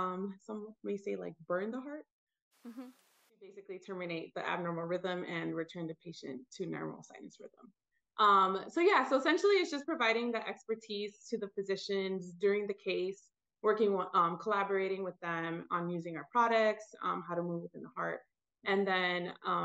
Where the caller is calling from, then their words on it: Atlanta, Georgia, United States; I am calling in from Atlanta, Georgia.